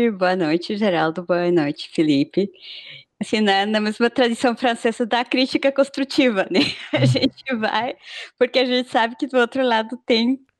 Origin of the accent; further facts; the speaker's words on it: Peru; Portuguese is a second language; Até por conta, né, de eu sou peruano, então a gente também se comunica bem com, com os migrantes